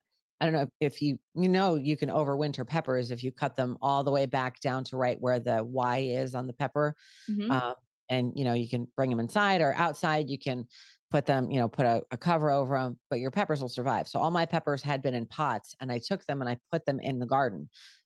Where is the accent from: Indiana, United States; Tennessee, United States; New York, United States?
New York, United States; I'm a Yankee at heart. I'm from New York originally and I moved to the South.